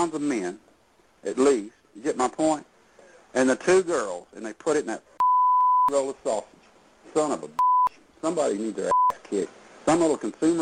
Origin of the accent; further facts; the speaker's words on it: Texas, United States; I'm a Texas man